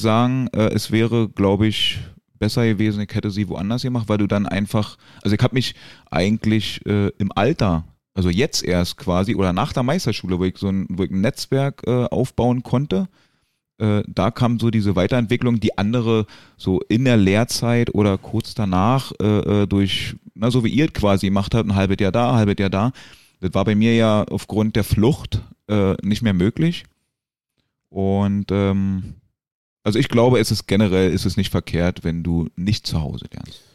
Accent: Berlin, Germany; moved away as an adult; now in Gran Canaria, Spain; wie man ja hört, Berlin Geburtsstadt. In dem schönen Bezirk Köpenick, den ja mittlerweile jeder kennt

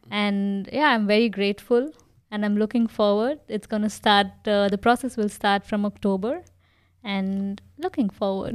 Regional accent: India; moved away as an adult; now in Germany; me being from an Indian family

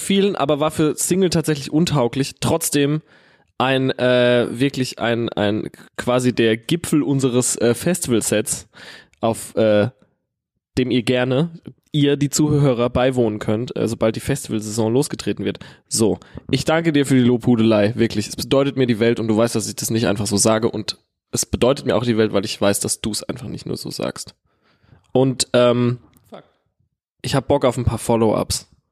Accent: Herxheim, Rhineland-Palatinate, Germany; ich komme ja aus Herxheim

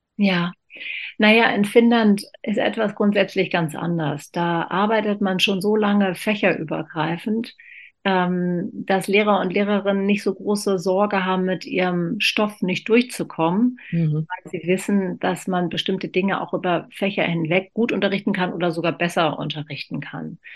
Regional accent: Berlin, Germany; Ich bin in West-Berlin geboren

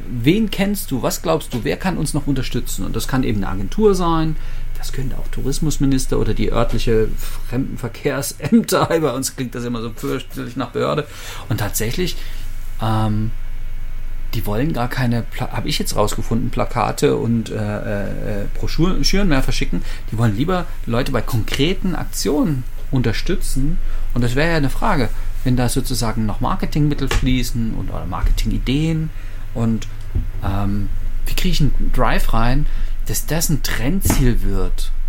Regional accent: Leipzig, Saxony, Germany; also meine Heimatstadt Leipzig, 650.000 Einwohner

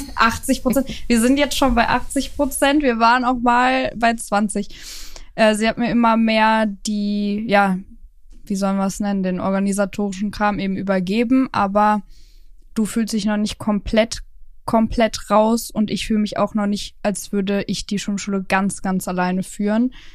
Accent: Cologne, North Rhine-Westphalia, Germany; moved away; also born or lived in Hürth; Wir kommen ja ursprünglich aus Köln bzw. Hürth.

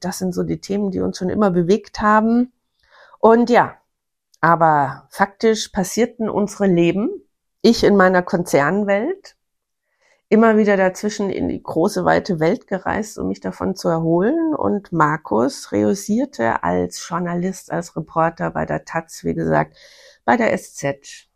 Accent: Bavarian Forest, Germany; Ich komme aus dem Bayerischen Wald

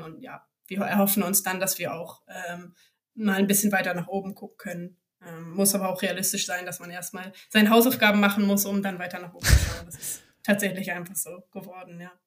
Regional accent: Bremen, Germany; moved away as an adult; now in Hamburg, Germany; als gebürtige Bremerin

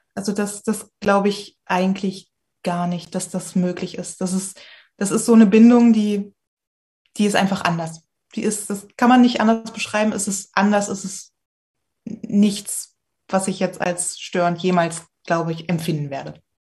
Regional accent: Magdeburg, Saxony-Anhalt, Germany; ich komme aus Magdeburg.

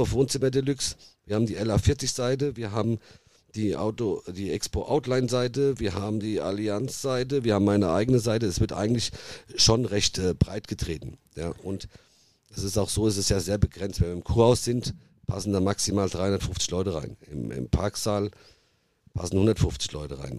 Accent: Nidda, Hesse, Germany; accent: Hessian; Ihr hört ja auch, dass ich einen hessischen Dialekt habe

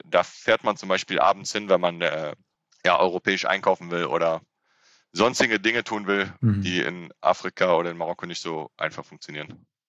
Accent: Frechen, North Rhine-Westphalia, Germany; also born or lived in Cologne; ich bin in Köln geboren

